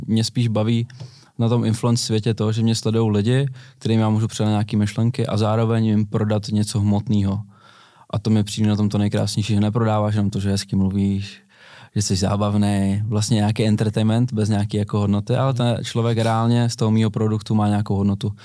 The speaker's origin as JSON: {"language": "Czech", "town": "Brno", "region": "South Moravian Region", "country": "Czechia", "said": "jsme z Brna oba dva"}